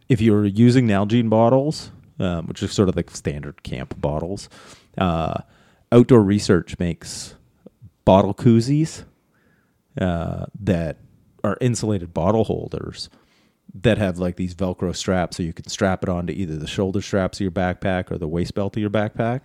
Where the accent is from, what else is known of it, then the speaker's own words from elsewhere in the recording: Canada; as our Canadian, us Canadians say. I was gonna say our Canadian friends, but I'm one of them.